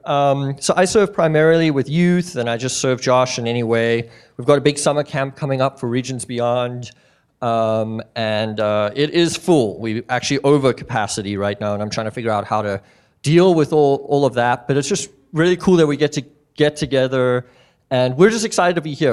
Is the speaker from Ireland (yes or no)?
no; South Africa; moved away as an adult; now in Missoula, United States; me and my family, we moved out from South Africa. We were born and raised there.